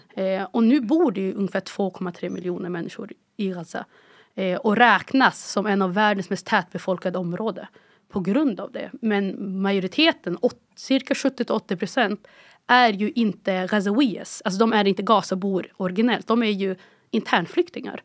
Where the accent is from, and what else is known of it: Umeå, Västerbotten County, Sweden; born or raised there; moved away as an adult; also born or lived in Cairo, Egypt